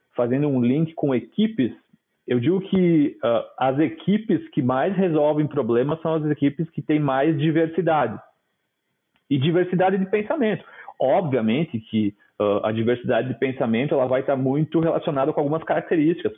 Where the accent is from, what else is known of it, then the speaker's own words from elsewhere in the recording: Nova Prata, Rio Grande do Sul, Brazil; sou do interior do Rio Grande do Sul, da Serra, de Nova Prata